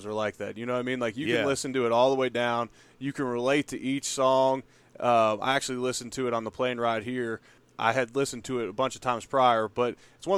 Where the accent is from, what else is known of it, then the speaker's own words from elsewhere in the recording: Cincinnati, Ohio, United States; moved away; I grew up in Cincinnati where Jeff Ruby's started